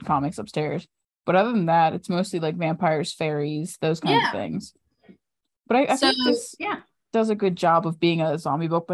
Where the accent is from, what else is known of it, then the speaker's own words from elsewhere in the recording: Maryland, United States; I'm from Maryland